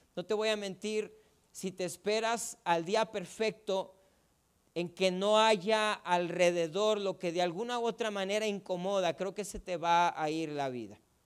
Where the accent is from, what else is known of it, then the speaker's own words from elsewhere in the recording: Ciudad Juárez, Chihuahua, Mexico; Yo tengo una banda y es musical no crea que de delincuentes porque somos de Juárez, es una banda musical